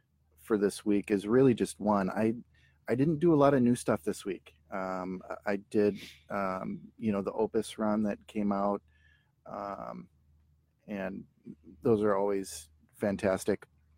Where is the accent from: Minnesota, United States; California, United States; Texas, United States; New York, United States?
Minnesota, United States; born or raised there